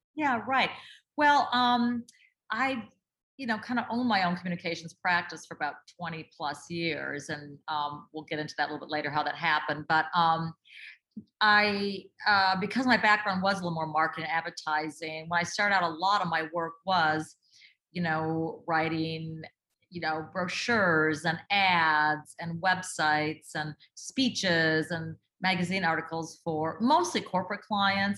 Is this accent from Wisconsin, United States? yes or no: no; Duluth, Minnesota, United States; I grew up in Duluth, Minnesota